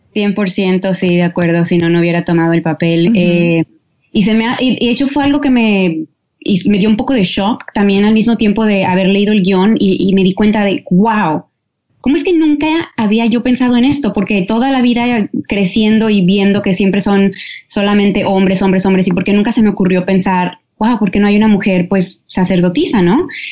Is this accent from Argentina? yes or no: no; Mexico; now in Los Angeles, United States; como familia mexicana crecí en lo que es lo, católico